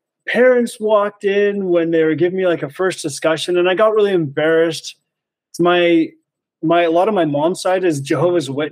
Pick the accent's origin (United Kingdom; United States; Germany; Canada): Canada; Grande Prairie, Alberta; now in Creston, Canada; I'm from Canada originally, but not Creston. No, okay. I was born in Alberta, much further north in Grand Prairie